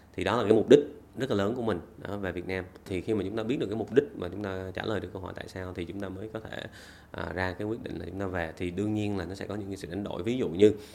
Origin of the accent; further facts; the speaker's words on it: Vietnam; moved away as an adult; also born or lived in Australia; bản thân mình thì cũng sinh ra lớn lên ở Việt Nam